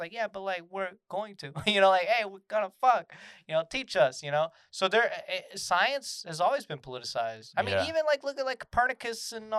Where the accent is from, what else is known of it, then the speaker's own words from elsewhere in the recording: Georgia, United States; I grew up in Georgia